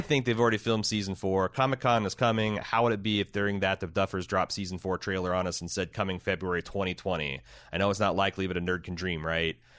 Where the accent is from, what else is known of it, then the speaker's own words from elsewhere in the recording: Midwest, United States; I'm a Midwesterner